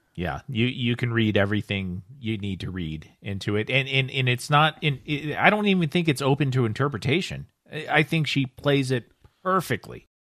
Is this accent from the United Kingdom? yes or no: no; United States; I'm American